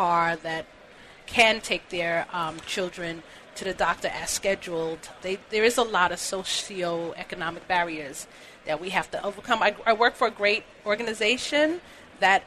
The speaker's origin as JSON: {"language": "English", "town": "New York City", "region": "New York", "country": "United States", "tie": "born or raised there", "said": "I'm from Brooklyn. I grew up in Crown Heights"}